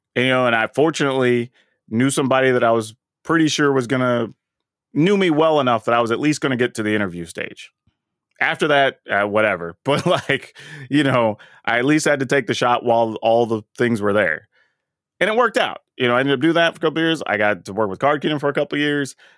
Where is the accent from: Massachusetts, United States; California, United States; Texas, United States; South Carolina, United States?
Texas, United States; moved away; growing up in Texas